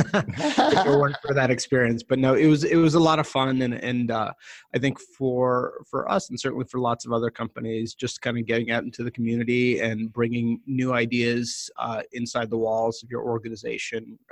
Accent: Boston, Massachusetts, United States; I grew up in the Boston area

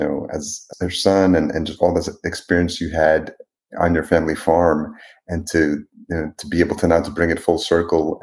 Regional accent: New York, United States; now in Minneapolis, United States; I live in Minneapolis now, but I grew up in New York

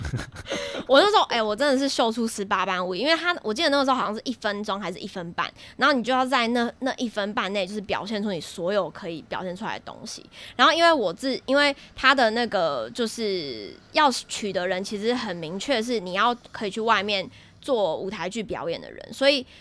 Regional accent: Taiwan; also born or lived in United Kingdom; 我们台湾人去上那些才艺班

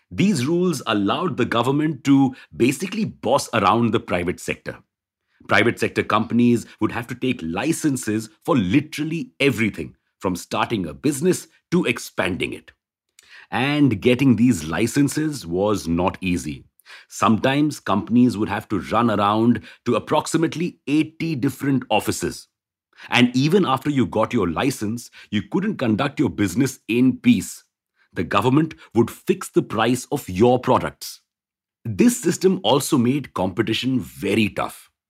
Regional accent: India

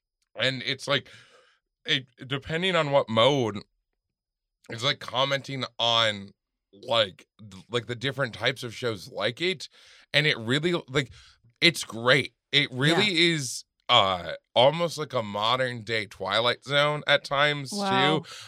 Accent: Germany; born there; I was born in East Germany.

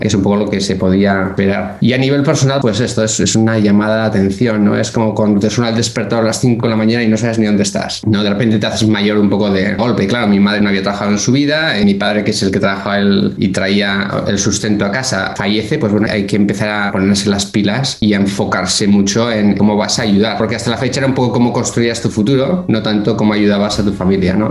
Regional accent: Bilbao, Basque Country, Spain; moved away as an adult; also born or lived in Burgos / Barcelona / Geneva; now in United States; Soy de Bilbao, que está en el norte de España

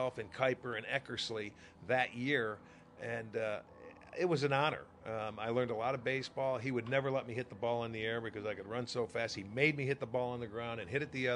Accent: upstate New York, United States; moved away as an adult; now in Cleveland, United States; I was born and raised in New York, upstate

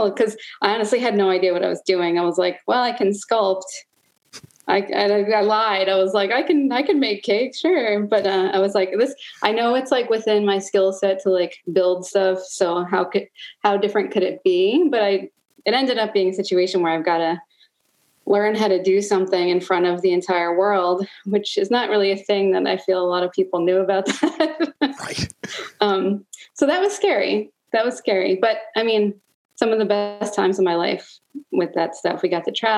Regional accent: Long Island, New York, United States; moved away as an adult; also born or lived in New Paltz, New York; now in Baltimore, United States; I'm originally from Long Island, New York, and came to Baltimore, I don't know, like 16 years ago

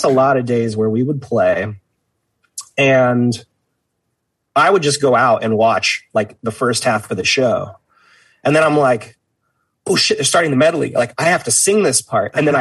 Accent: Vacaville, California, United States; I grew up in Vacaville

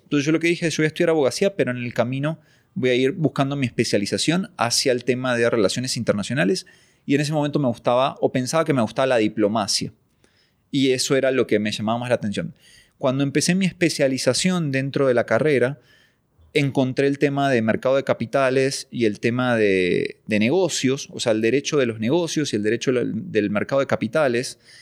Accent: Lanús, Buenos Aires Province, Argentina; yo soy argentino, nací en provincia de Buenos Aires, Argentina, en Lanús, oriundo de Lanús.

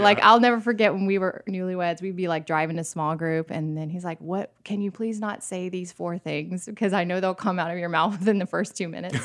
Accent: St. Petersburg, Florida, United States; also born or lived in New York; now in Nashville, United States; I grew up in Florida, and I could ride my bike to the Gulf, like, in Saint Petersburg

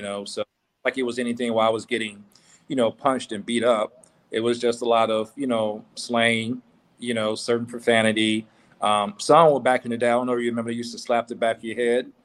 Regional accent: Meridian, Mississippi, United States; moved away; also born or lived in Vicksburg, Mississippi / Jackson, Mississippi / New Orleans, Louisiana / Tuskegee, Alabama; I was born in a city called Vicksburg, and I, from that point, I moved to Jackson for a year. Then I was raised in New Orleans. Then uh, after my aunt, you know, suffered uh, uh a seizure giving birth, um, my mother asked me to come back to Mississippi, and I went to Meridian

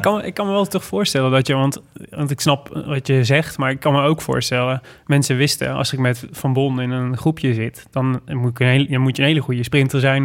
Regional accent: Made, North Brabant, Netherlands; moved away; Ik kom uit Maden oorspronkelijk

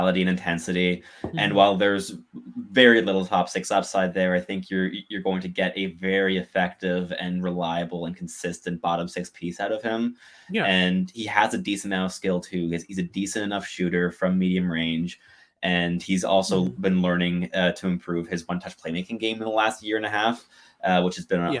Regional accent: Montreal, Quebec, Canada; now in Ottawa, Canada; I'm also from Montreal, but I mean, I live in Ottawa, originally, but I'm from Montreal. Absolutely. Grew up in Montreal born and bred.

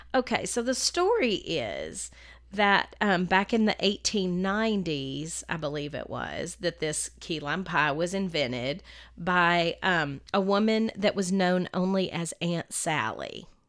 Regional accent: the South, United States; I'm a Southerner

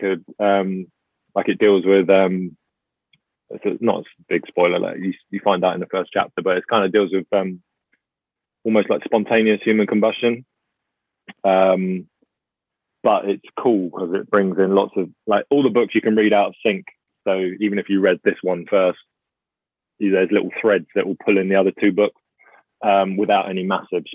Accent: England, United Kingdom; also born or lived in Bristol; I'm English.

